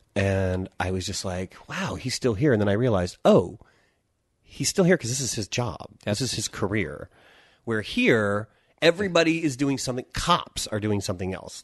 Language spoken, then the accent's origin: English; Pennsylvania, United States; moved away as an adult; now in Los Angeles, United States; our home in Pennsylvania